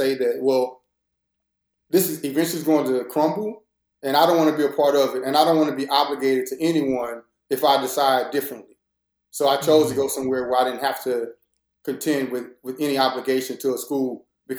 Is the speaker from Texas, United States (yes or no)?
yes; Corsicana, Texas, United States; also born or lived in Fort Worth, Texas; I'm originally from Fort Worth, Texas